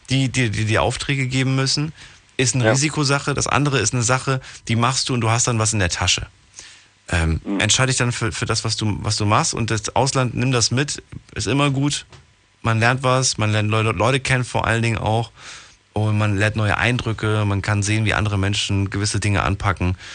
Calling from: Neuwied, Rhineland-Palatinate, Germany; Äh, ich komme aus Neuwied.

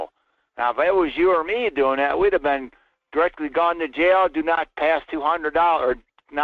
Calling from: Fairbanks, Alaska, United States; Hi, Michael. … from Fairbanks.

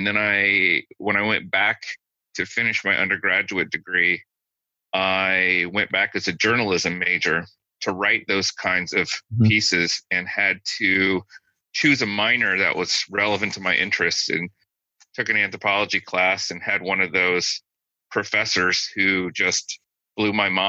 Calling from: Tuscaloosa, Alabama, United States; I am in my office at the University of Alabama in Tuscaloosa, Alabama today.

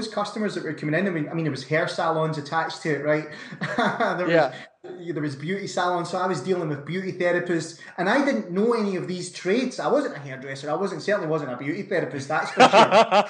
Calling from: Scotland, United Kingdom; Not so sunny Scotland, Brandon.

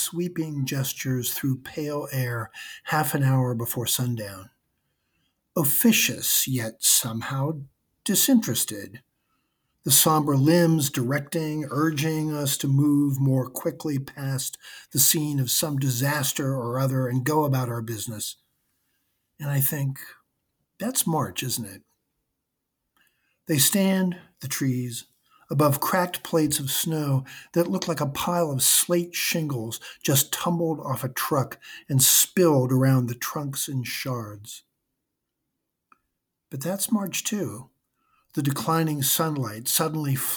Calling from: South Burlington, Vermont, United States; I'm calling from South Burlington, Vermont

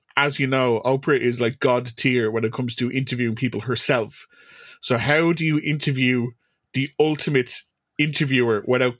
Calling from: Ireland; I'm calling you from Ireland.

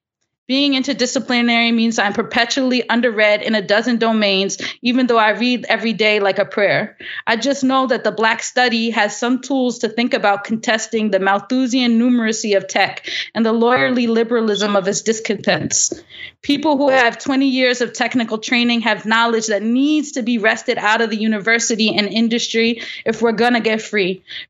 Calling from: New York, United States; I'm feeling very they, them these days, and I'm calling in from New York, the unceded ground of the Lenape.

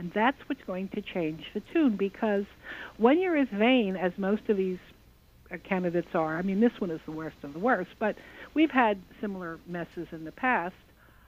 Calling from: New Jersey, United States; I come from Western New Jersey

